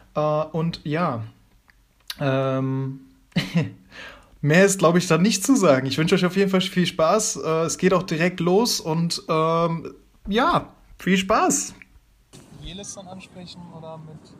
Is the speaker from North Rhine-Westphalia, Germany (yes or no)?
yes; Aachen, North Rhine-Westphalia, Germany; ich komme aus Aachen